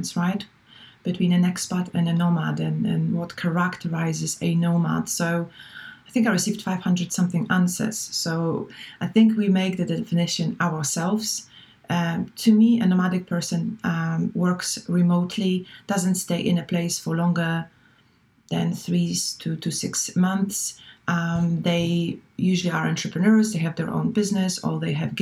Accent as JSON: {"language": "English", "country": "Poland", "also_born_or_lived": "Valencia, Spain / Frankfurt, Germany / Barcelona, Spain / France", "second_language": "English", "moved": "as an adult", "said": "it was 20 years that I lived abroad, so away from Poland"}